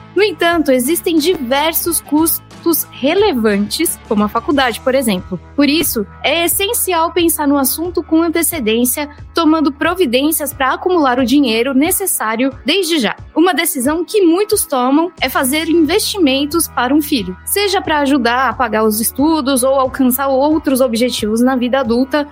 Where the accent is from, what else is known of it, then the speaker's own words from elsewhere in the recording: São Paulo, Brazil; Também sou da ZL, assim, não nascida efetivamente, mas passei boa parte da vida na Moca